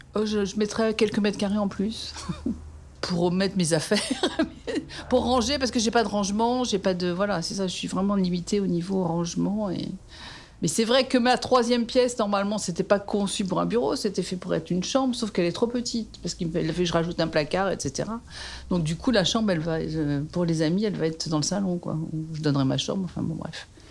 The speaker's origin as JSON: {"language": "French", "town": "Paris", "region": "Île-de-France", "country": "France", "tie": "born or raised there", "also_born_or_lived": "Dakar, Senegal / Brunoy", "lives_now": "Montrouge, France", "said": "je suis née à Paris, dans le 15e. Euh, j'ai habité le 15e euh, jusqu'à 30 ans"}